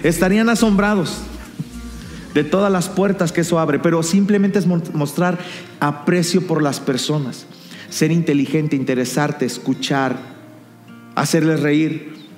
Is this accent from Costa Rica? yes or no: no; Mexico